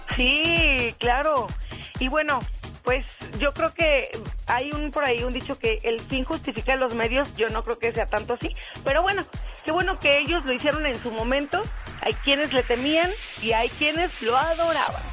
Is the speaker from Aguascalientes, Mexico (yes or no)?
yes; Aguascalientes, Mexico; aquí en mi tierra.